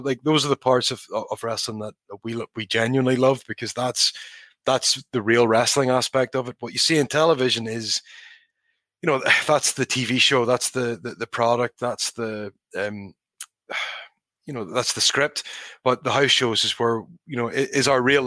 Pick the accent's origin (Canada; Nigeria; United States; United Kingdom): United Kingdom; Northern Ireland; for me as a kid growing up in Northern Ireland